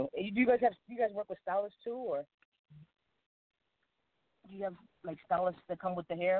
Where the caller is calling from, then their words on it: New Jersey, United States; I'm calling from New Jersey.